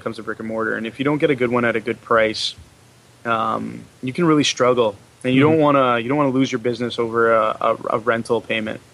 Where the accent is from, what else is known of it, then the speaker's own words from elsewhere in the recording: Canada; So as Canadians